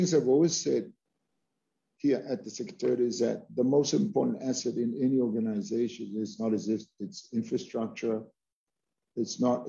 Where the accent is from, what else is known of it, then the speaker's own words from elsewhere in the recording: Hawaii, United States; You know, I'm from Hawaii. You're from Hawaii, and we're people of the land.